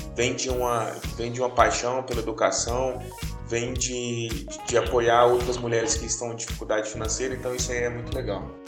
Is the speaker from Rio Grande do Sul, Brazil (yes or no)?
no; Carmo do Paranaíba, Minas Gerais, Brazil; moved away; also born or lived in Uberlândia; eu falo que sou de Carmo do Paranaíba